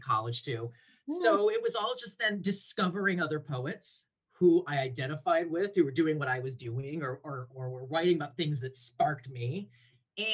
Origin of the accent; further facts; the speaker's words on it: Toledo, Ohio, United States; I grew up in Toledo, Ohio. So basically right on Lake Erie.